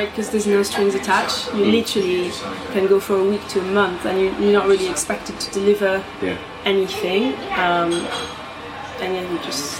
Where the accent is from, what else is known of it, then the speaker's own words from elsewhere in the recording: Bordeaux, Nouvelle-Aquitaine, France; now in England; I grew up in Bordeaux